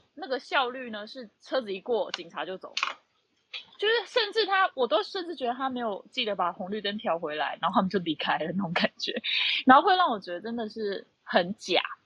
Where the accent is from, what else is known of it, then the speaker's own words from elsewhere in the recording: Tainan, Taiwan; moved away as an adult; also born or lived in Beijing, China; now in Shanghai, China; 我本身是台南人啊，但我是到二零一六年的时候到北京开始工作的